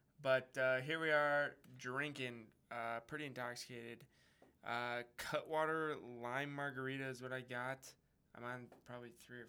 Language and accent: English; Wisconsin, United States; now in Denver, United States; we came from Wisconsin, and now we're in Denver.